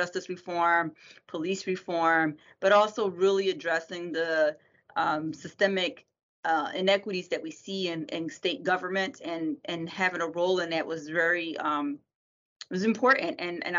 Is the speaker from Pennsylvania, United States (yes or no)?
yes; Philadelphia, Pennsylvania, United States; I grew up on Burke Street. I live on Burke Street. If you hear one of his rappers, he talks about growing up on Burke Street in Strawberry Mansion.